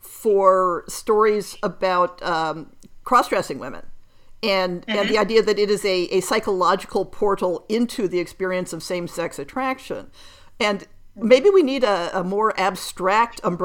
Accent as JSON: {"language": "English", "country": "United States", "tie": "born or raised there", "said": "for those of us who grow up in North America but who have European roots"}